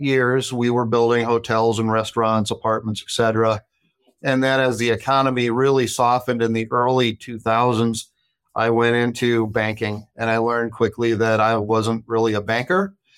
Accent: Watertown, South Dakota, United States; also born or lived in Dallas, Texas; I grew up in Watertown, South Dakota

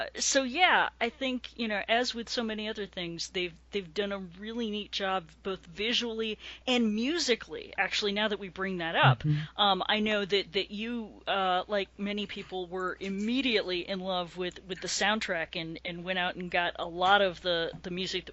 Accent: New England, United States; I grew up in New England.

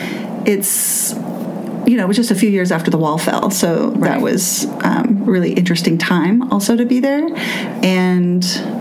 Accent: Southern California, United States; moved away as an adult; also born or lived in Los Angeles / Santa Cruz / Joshua Tree / Poland; now in Pittsburgh, United States; I grew up in Southern California.

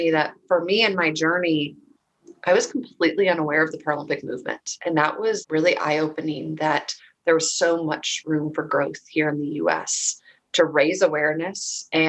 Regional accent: Minnesota, United States; I grew up in Minnesota, and I'm the baby of three girls.

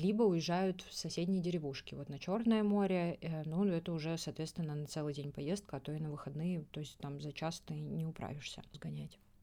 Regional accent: Russia; я из России

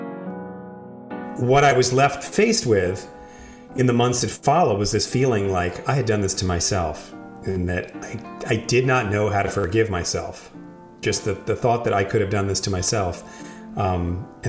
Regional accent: New York City, New York, United States; I grew up in New York City

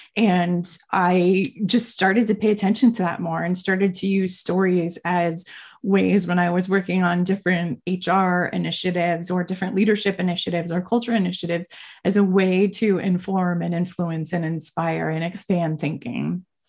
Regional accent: Miami, Florida, United States; moved away as an adult; also born or lived in Boston; I grew up in Miami my whole life

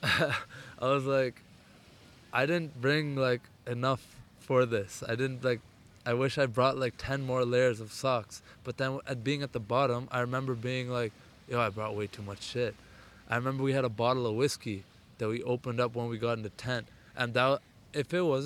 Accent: Ottawa, Ontario, Canada; also born or lived in India; I'm from Ottawa

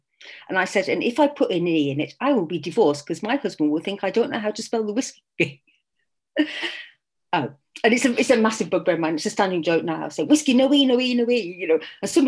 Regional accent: Corby, East Midlands, United Kingdom; now in Scotland; living in Scotland, I was born in England, but I was born in a place called Corby in Northamptonshire, which is more Scottish than Scotland. And when I was growing up, it's something like 93% Scots there.

